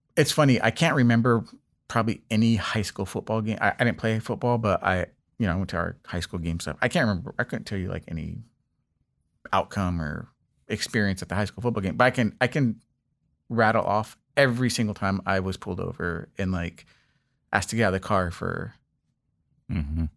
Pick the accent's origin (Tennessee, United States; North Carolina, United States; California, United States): California, United States; Los Angeles; moved away as an adult; also born or lived in East Coast; I grew up in Los Angeles, uh, specifically in the Westchester area